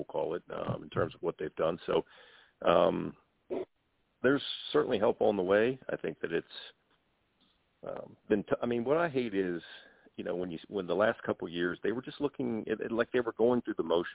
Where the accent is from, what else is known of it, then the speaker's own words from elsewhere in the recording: Baltimore, Maryland, United States; I'm from the Baltimore area